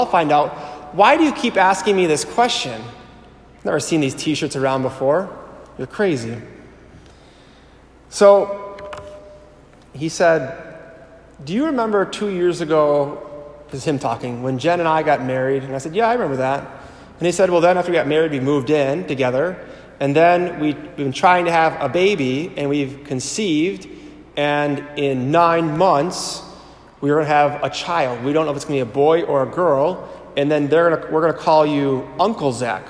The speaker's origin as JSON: {"language": "English", "town": "Sheboygan", "region": "Wisconsin", "country": "United States", "tie": "born or raised there", "said": "I come from Sheboygan, and I'm the youngest of four"}